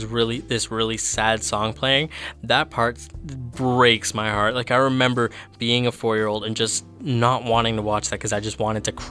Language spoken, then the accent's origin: English; Canada; as a Latin American, I was born here in Canada, so I can't necessarily say that I'm completely Latin American, but I have been to Guatemala.